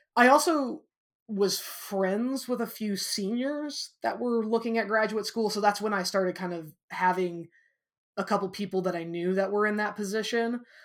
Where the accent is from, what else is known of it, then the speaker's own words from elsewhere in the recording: Walnut, Illinois, United States; I grew up in a, in a small town na, uh, called Walnut, Illinois